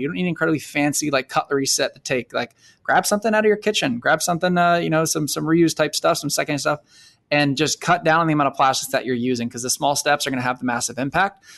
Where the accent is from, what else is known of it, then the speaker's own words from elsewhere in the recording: South Florida, United States; growing up in South Florida